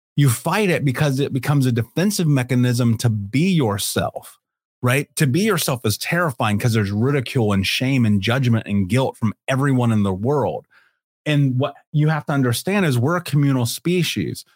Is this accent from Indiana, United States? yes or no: yes; Indianapolis, Indiana, United States; I grew up in Indianapolis.